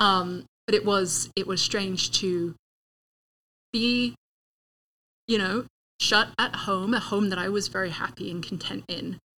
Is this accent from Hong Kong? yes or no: no; England, United Kingdom; moved away as an adult; also born or lived in Sacramento, California; now in Tempe, United States; growing up in England, even having lived in California mm. for five years